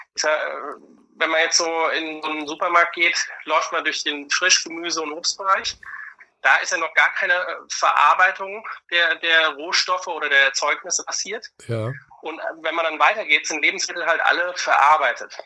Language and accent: German; Germany; bei uns in Deutschland im Land des Sauerkrauts, wir werden ja weltweit die Krauts genannt